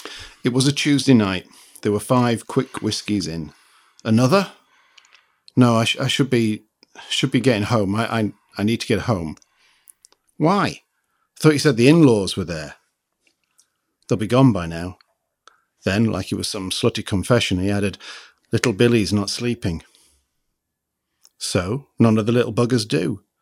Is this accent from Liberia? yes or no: yes; Liberia; born there; She's a Liberian writer. I was born in Liberia and...